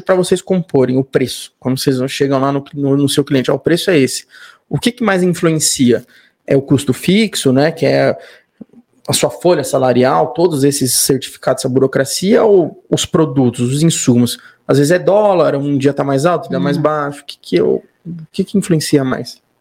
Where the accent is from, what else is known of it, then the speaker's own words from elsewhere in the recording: São Paulo, Brazil; Eu sou de São Paulo